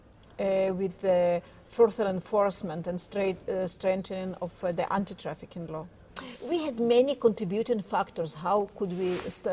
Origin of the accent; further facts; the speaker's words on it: Tel Aviv, Tel Aviv District, Israel; I'm from Tel Aviv